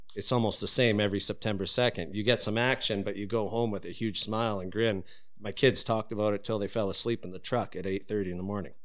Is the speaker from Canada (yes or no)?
yes; Prince George, British Columbia, Canada; born and raised in Prince George